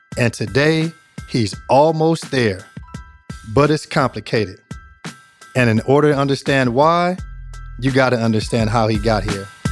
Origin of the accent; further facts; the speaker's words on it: Long Beach, California, United States; growing up in Long Beach